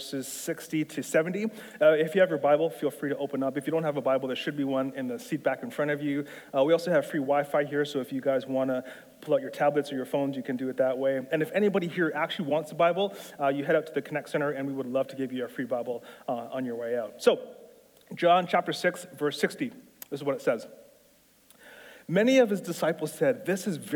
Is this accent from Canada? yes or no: yes; Toronto, Ontario, Canada; also born or lived in Etobicoke / Aurora; I'm not American. I'm from Canada. I grew up in South Central Scarborough.